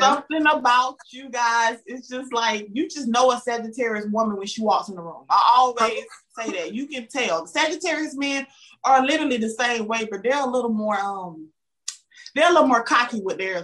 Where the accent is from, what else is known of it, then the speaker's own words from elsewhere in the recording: the South, United States; accent: Southern; I'm from the South because I have a Southern accent